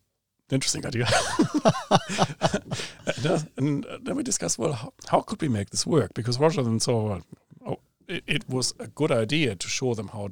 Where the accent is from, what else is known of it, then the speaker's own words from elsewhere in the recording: Germany; also born or lived in Britain / Australia; now in New Zealand; So I've personally now lived in four different countries. Obviously, I grew up in Germany, then worked in Britain for a while, then Australia, now here.